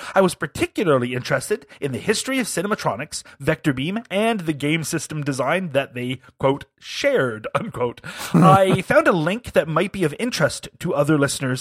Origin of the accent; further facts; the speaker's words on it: United Kingdom; as a Brit